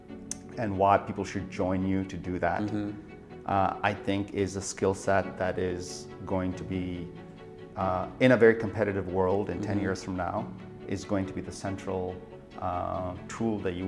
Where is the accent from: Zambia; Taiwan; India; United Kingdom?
India; moved away as an adult; also born or lived in Nagaland, India / United States; I was born in India, in a place called Nagaland, which is a small state in the northeast of India, which is on the Burmese border. And I went to primary school and high school in an international boarding school, which was for monks in the center of India